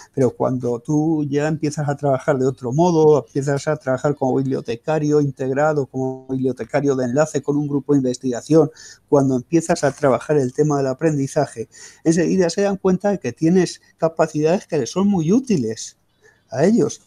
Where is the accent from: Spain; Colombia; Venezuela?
Spain; los españoles somos distintos